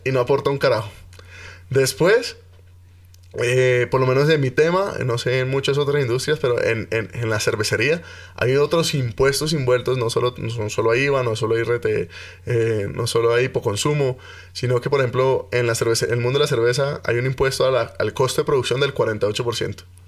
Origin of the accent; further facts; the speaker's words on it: Cali, Valle del Cauca, Colombia; now in Bogotá, Colombia; Yo soy caleño